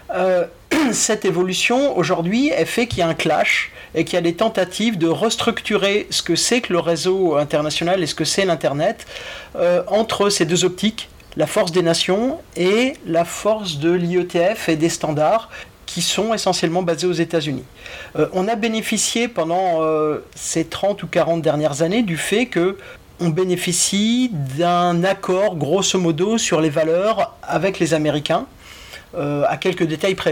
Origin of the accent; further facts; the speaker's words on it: France; je suis français